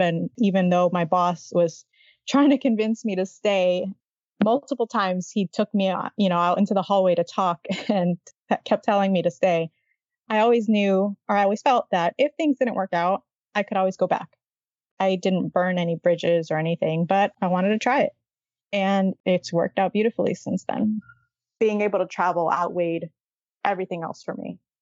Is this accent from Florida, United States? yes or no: yes; Miami, Florida, United States; I grew up in Miami in a big city.